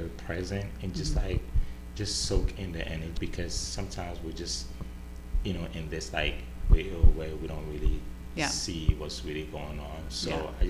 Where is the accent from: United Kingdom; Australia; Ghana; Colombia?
Ghana; moved away as an adult; now in Los Angeles, United States; I feel like growing up in Ghana